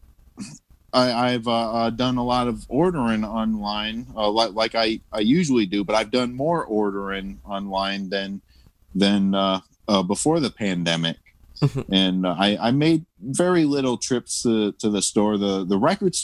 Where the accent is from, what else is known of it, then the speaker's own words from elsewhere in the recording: Toledo, Ohio, United States; I was born and raised in Toledo, Ohio.